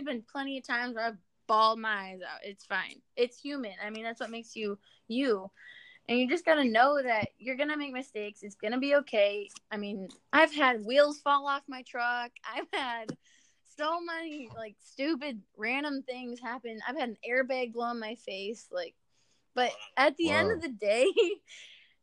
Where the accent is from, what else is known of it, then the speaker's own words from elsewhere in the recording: an hour north of Grand Rapids, Michigan, United States; moved away as an adult; also born or lived in Amarillo, Texas; now in Lubbock, United States; I'm actually originally from Michigan, but I moved down here to go to school in Amarillo